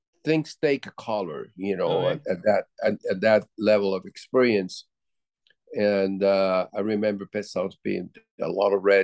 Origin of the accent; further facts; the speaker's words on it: Puerto Rico; growing up in Puerto Rico